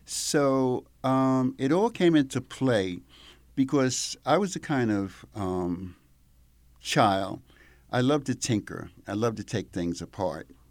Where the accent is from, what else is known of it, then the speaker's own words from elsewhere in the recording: Mount Vernon, New York, United States; moved away as an adult; now in Italy; I grew up in Mount Vernon, New York. So, on the other side of the Bronx